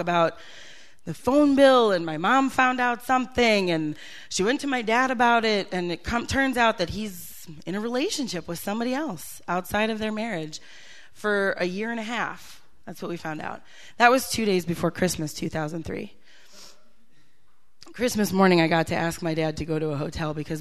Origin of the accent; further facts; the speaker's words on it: Green Bay, Wisconsin, United States; also born or lived in Milwaukee, Wisconsin; I grew up in Wisconsin